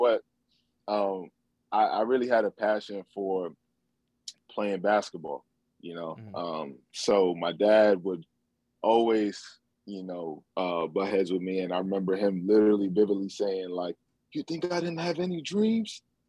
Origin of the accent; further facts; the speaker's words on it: Nigeria; Just being Nigerian. If you're around other Nigerians, you know, it's always a great, it's always love, it's always family.